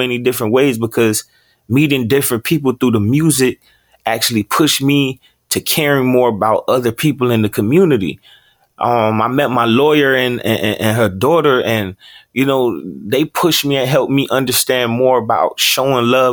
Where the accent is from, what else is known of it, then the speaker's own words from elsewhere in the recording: Opa-locka, Florida, United States; also born or lived in Fort Lauderdale, Florida; I was actually born in Fort Lauderdale, Florida, but I was raised in Opa-locka, Florida. That's also in Miami.